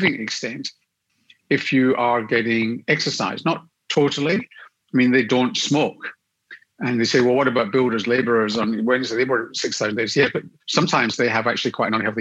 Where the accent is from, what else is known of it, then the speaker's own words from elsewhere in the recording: Glasgow, Scotland, United Kingdom; moved away as an adult; also born or lived in London; now in Sydney, Australia; I grew up in Glasgow in the west of Scotland